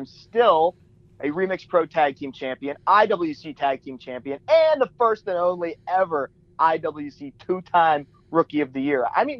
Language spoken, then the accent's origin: English; Wheeling, West Virginia, United States; I grew up in Wheeling, West Virginia.